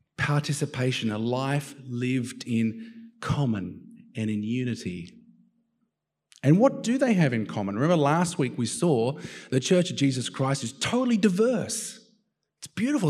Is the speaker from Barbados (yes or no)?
no; Australia; also born or lived in United States; as an Aussie, Aussie